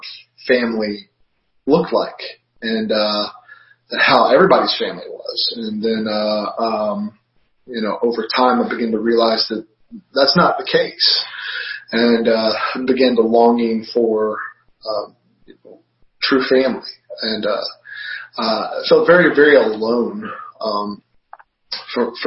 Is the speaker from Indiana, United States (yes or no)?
no; Georgia, United States; now in Virginia, United States; I'm originally a Georgia boy